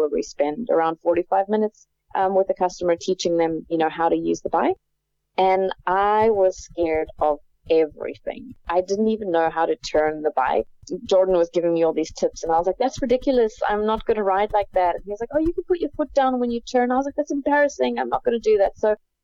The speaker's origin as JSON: {"language": "English", "country": "South Africa", "tie": "born or raised there", "moved": "as an adult", "said": "I grew up in South Africa where you weren't really out and about a lot on the streets as a kid"}